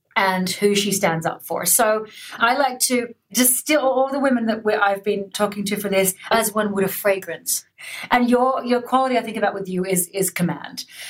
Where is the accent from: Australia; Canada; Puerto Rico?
Australia; I'm Australian